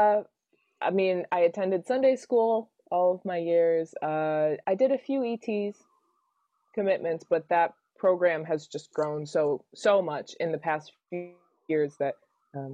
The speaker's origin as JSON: {"language": "English", "town": "Allendale", "region": "Michigan", "country": "United States", "tie": "born or raised there", "said": "I grew up here in West Michigan. I was born at Spectrum, grew up in Allendale, and been in the same house my whole life."}